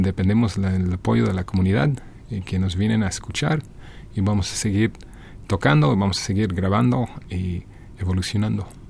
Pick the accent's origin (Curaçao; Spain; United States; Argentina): United States; Detroit, Michigan; Spanish is a second language; moved away as an adult; now in Mexico City, Mexico; Mi pueblo natal, que es Detroit